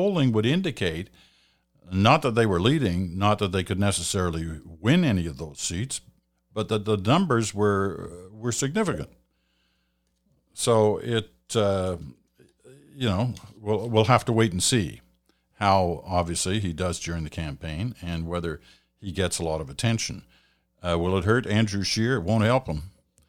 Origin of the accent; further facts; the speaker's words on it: Australia; now in Canada; I'm a new Canadian. I'm from Australia originally. This will be my first time voting in an election here in Canada.